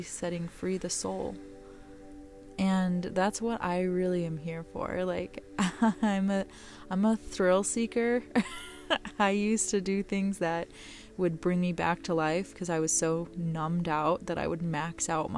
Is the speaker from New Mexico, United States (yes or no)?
yes; New Mexico, United States; I'm from New Mexico